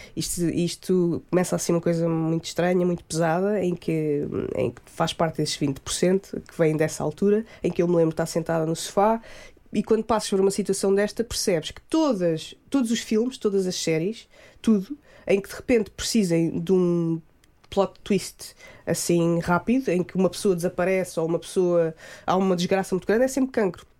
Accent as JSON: {"language": "Portuguese", "town": "Gouveia", "region": "Centro", "country": "Portugal", "tie": "born or raised there", "moved": "yes", "said": "sou de Gouveia, cresci na Serra da Estrela"}